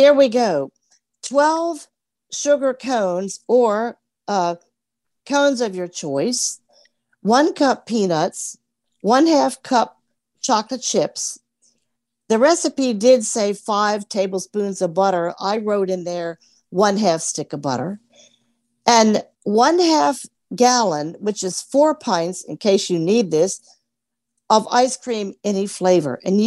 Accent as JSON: {"language": "English", "town": "Alexandria", "region": "Virginia", "country": "United States", "said": "I'm from Alexandria, Virginia"}